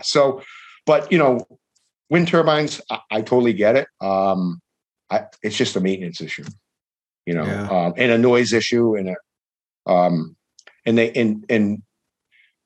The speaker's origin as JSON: {"language": "English", "town": "Fairhaven", "region": "Massachusetts", "country": "United States", "tie": "born or raised there", "said": "my hometown in Fairhaven"}